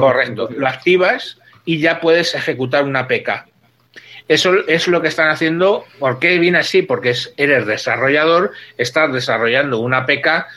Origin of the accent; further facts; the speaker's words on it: Spain; soy divorciado español